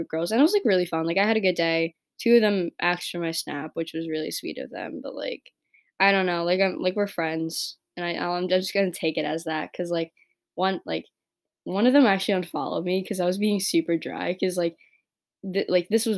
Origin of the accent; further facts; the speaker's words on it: New York, United States; I grew up in New York